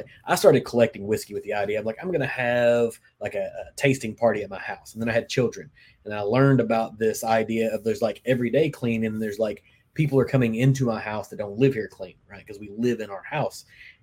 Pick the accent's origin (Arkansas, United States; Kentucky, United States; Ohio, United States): Kentucky, United States; I grew up in Kentucky